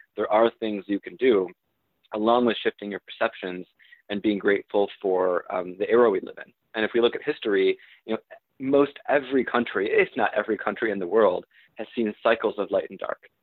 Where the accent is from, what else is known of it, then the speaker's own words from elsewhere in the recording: Michigan, United States; moved away; my, my hometown in, in Michigan